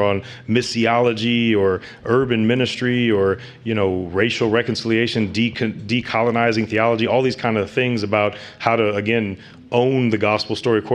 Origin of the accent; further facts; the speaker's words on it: St. Louis, Missouri, United States; I'm from St. Louis, Missouri, born and raised, and St. Louis. I grew up in the inner city on the west side